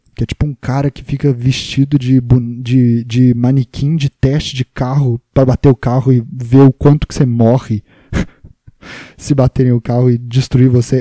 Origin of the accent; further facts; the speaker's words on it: Juiz de Fora, Minas Gerais, Brazil; now in São Paulo, Brazil; eu sou de Minas Gerais, Juiz de Fora